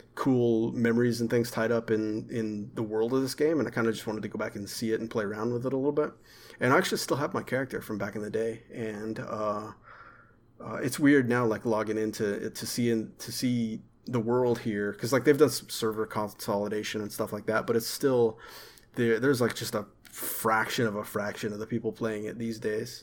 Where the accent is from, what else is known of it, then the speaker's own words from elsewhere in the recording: Arkansas, United States; also born or lived in Texas / central Texas; I was born in Texas, but I'm from Arkansas. But I spent a lot of years in central Texas, too